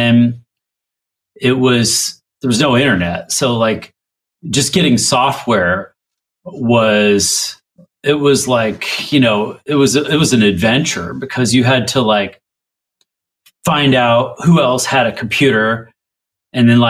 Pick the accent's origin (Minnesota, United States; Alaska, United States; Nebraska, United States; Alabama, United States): Alaska, United States; I grew up in Alaska